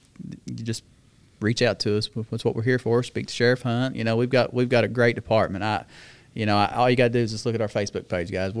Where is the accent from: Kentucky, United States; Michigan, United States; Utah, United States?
Kentucky, United States; Wheelwright; Born and raised in Wheelwright, Kentucky.